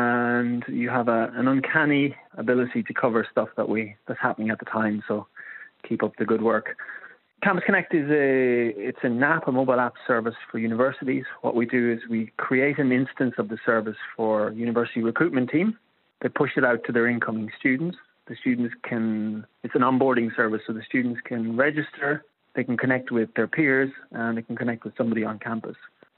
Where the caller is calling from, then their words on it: Sligo, Connacht, Ireland; I'm contacting you from Sligo in the northwest of Ireland.